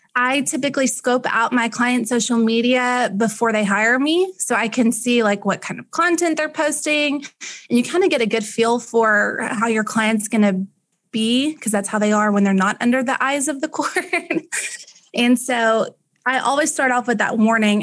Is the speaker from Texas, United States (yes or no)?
yes; Ennis, Texas, United States; I was raised in Ennis, Texas. I went to high school in Ennis.